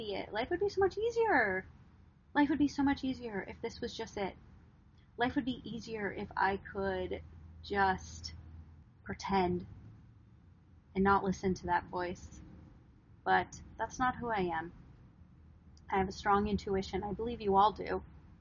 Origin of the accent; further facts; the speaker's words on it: Wisconsin, United States; now in Los Angeles, United States; I am from Wisconsin. I was raised on a farm, a legit farm in the middle of nowhere.